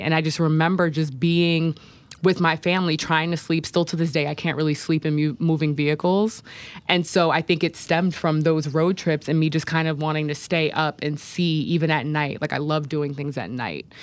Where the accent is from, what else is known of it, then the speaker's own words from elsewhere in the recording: Poughkeepsie, New York, United States; I grew up in Poughkeepsie.